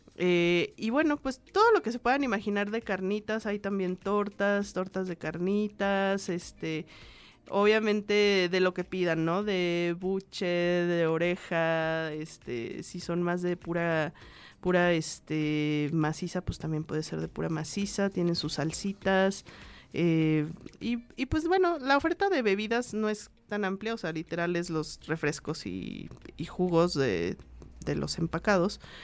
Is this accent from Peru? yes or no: no; Michoacán, Mexico; now in Mexico City, Mexico; mi pueblito de Michoacán